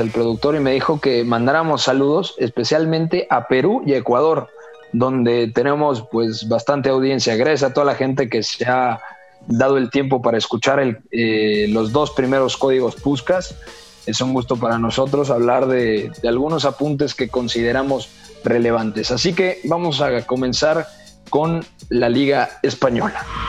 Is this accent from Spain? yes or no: no; Mexico; como decimos acá en México